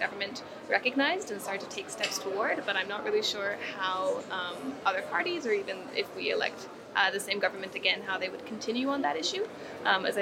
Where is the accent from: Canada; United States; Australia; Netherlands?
Canada; Beaumont, Alberta; I'm from Beaumont, Alberta